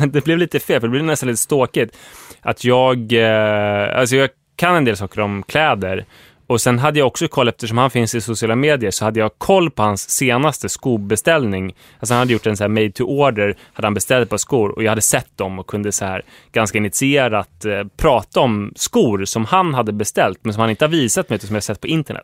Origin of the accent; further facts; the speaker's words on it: Huddinge, Stockholm County, Sweden; jag växte upp i Huddinge